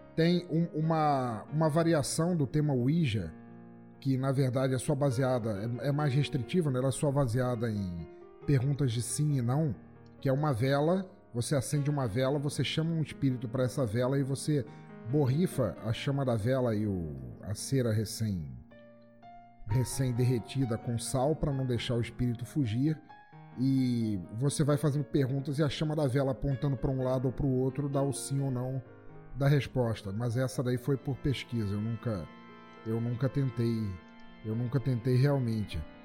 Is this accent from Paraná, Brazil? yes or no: no; Rio de Janeiro, Brazil; a minha infância no Rio de Janeiro a gente tinha uma luz mais estável